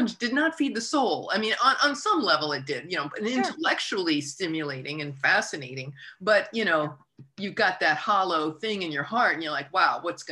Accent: United States; as an American

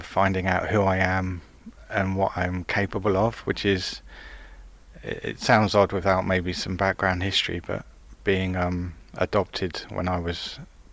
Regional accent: High Wycombe, South East England, United Kingdom; I'm from High Wycombe, which is in Buckinghamshire

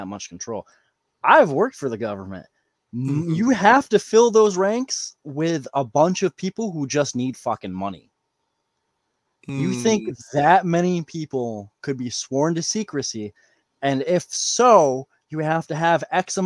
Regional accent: New York, United States; I'm a New Yorker

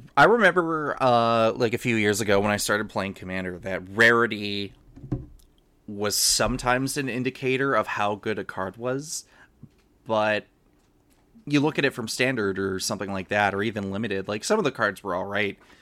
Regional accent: Canada; I'm Canadian.

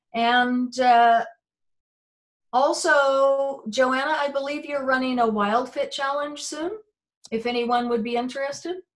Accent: United Kingdom; I grew up, we're British, and so it was very much roast beef and Yorkshire pudding

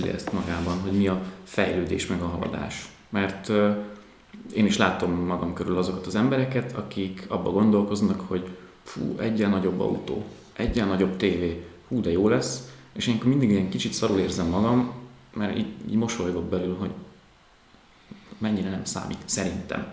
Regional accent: Tataháza, Bács-Kiskun, Hungary; moved away; Én tataházi vagyok

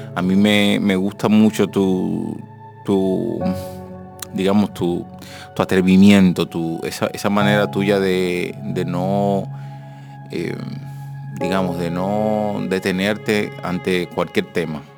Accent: Dominican Republic; del dominicano

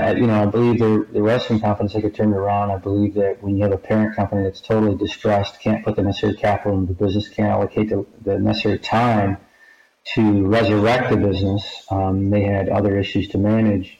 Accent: Michigan, United States; I grew up in Michigan, went to Michigan State University

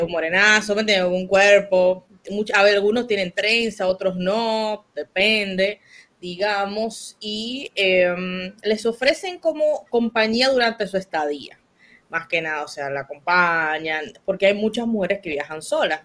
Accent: Dominican Republic; nos afecta a todos los dominicanos

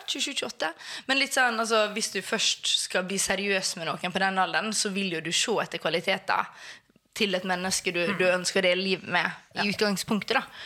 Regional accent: Sunnmøre, Møre og Romsdal, Norway; now in Oslo, Norway; Jeg er sunnmøring.

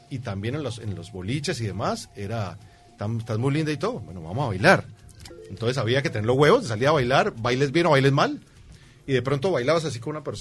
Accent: Caribbean Region, Colombia; moved away as an adult; now in Uruguay; en Colombia pasa que somos

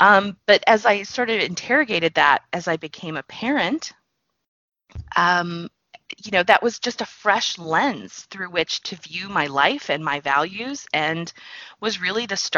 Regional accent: the South, United States; I was pretty, and I grew up in the South. I'm very polite and mannerly.

